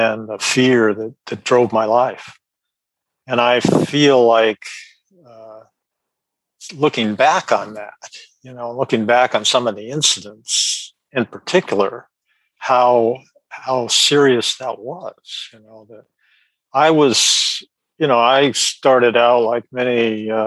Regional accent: Sacramento, California, United States; I'm from Sacramento, California.

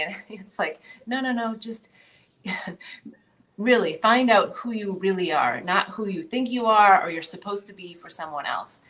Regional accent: North Dakota, United States; moved away; also born or lived in California / New Jersey / Bali; I grew up in North Dakota. Um, you know, I grew up in a town of like 2,700 people.

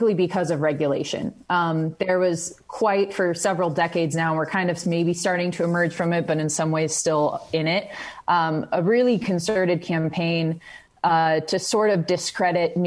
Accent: California, United States; now in Montana, United States; in my home state of California

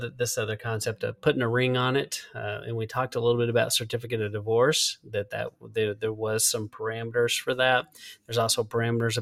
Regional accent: Texas Panhandle, United States; growing up in West Texas, actually, I say West Texas, it's kind of like Panhandle, to be correct. But growing up in the Panhandle

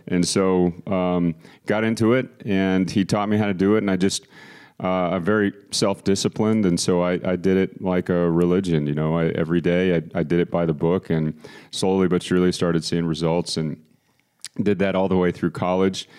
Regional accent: Austin, Texas, United States; moved away as an adult; also born or lived in Boston, Massachusetts; now in San Antonio, United States; I was born in Boston, as was, uh, all of my family, and my father's job moved us to Austin, Texas, when I was three years old. Grew up there, went to high school there

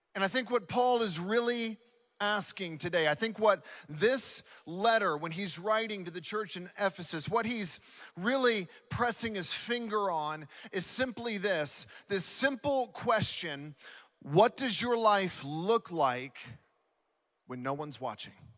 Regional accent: Southeast, United States; now in West Coast, United States; being born and raised in the Southeast

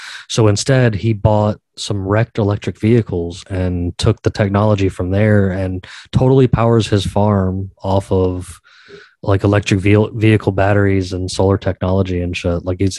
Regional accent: Georgia, United States; In my home state down here in Georgia

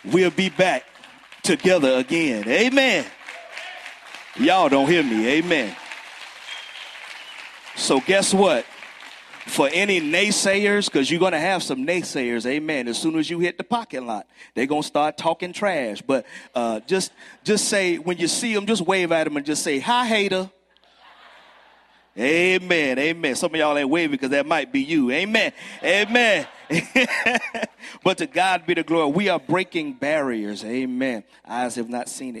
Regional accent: Brunswick, Georgia, United States; moved away as an adult; now in Newnan, United States; I'm originally from Brunswick, Georgia

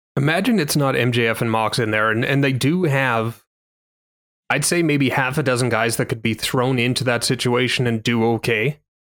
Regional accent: Canada; as a Canadian

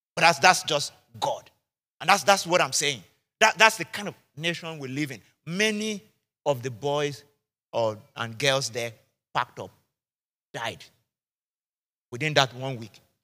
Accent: Nigeria; I'm Nigerian, I'm a Yoruba man

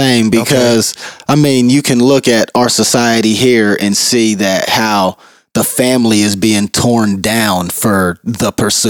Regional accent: United States; growing up in America

